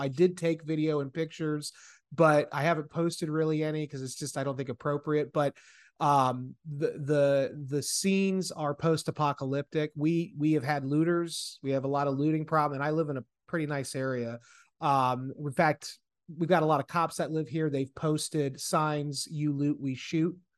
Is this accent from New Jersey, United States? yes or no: no; area hit by Hurricane Ian, Florida, United States; my hometown is right where this hurricane was hitting